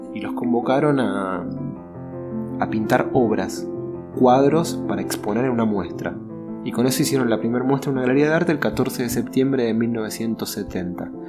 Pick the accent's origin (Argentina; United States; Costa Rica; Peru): Argentina; Buenos Aires; soy porteño de Buenos Aires, nací en el año 82